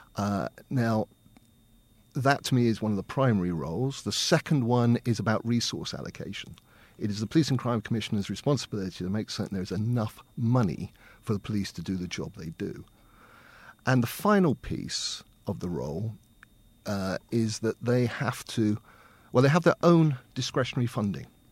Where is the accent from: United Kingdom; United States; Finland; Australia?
United Kingdom; Winton; I'm from here. I was born and brought up in Winton. I've always lived here, apart from going to university